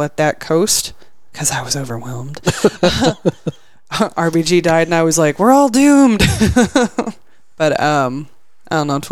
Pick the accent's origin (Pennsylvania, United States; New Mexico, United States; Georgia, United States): New Mexico, United States; now in Texas, United States; I'm from New Mexico